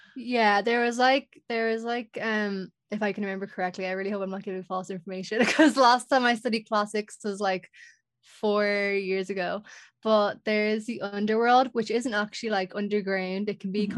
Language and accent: English; Ireland; I know in Irish folklore we definitely have like very strong like folklore